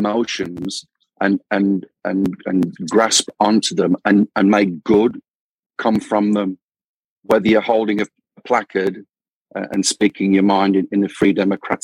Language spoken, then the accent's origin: English; United Kingdom; born or raised there; moved away as an adult; now in Phoenix, United States